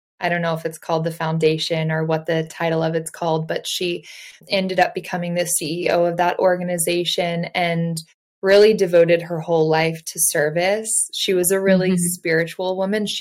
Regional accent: Indiana, United States; I grew up in Indiana

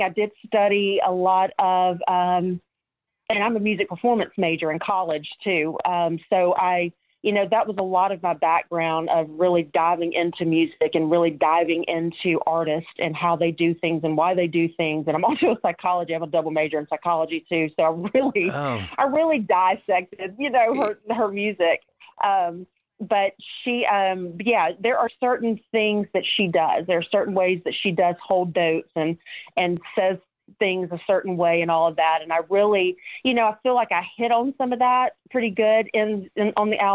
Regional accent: Mobile, Alabama, United States; here in my hometown

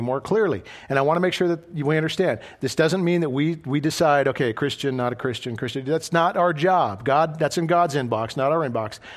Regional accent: Idaho, United States; moved away as an adult; I was a boy from Idaho

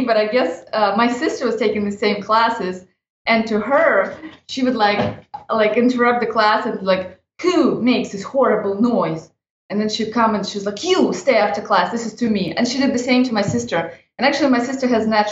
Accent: Odesa, Odesa Oblast, Ukraine; now in Los Angeles, United States; I'm originally from Odessa, Ukraine. And now I live and work in Los Angeles.

